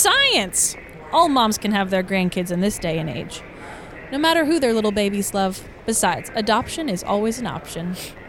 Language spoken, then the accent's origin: English; Atlanta, Georgia, United States; now in New York, United States; I don't know anyone there since I grew up in Atlanta